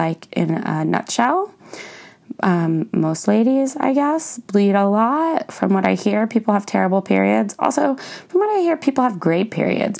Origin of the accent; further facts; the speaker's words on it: Philadelphia, Pennsylvania, United States; I'm from the Philly area